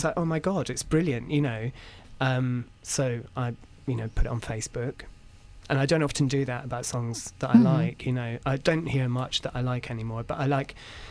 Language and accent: English; Perth, Scotland, United Kingdom; I grew up just outside of Perth